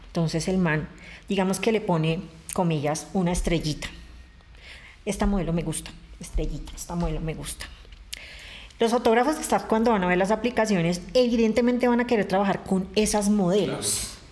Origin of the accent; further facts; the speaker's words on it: Bogotá, Colombia; yo soy bogotana de nacimiento